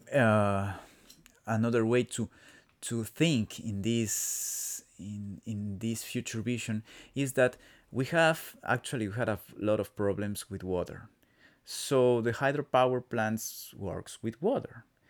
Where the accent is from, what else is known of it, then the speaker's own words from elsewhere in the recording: Quito, Pichincha, Ecuador; first language Spanish; English is a second language; Ah, I come from Ecuador. I come from Quito, the, the capital city of my country